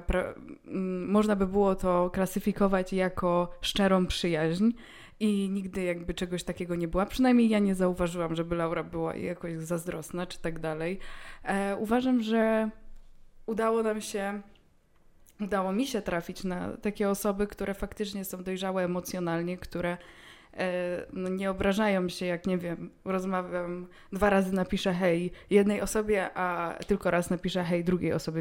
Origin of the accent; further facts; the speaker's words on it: Poland; jestem z Polski